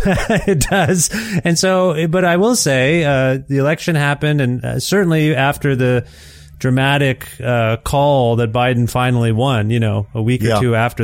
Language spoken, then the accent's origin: English; Canada; as a Canadian here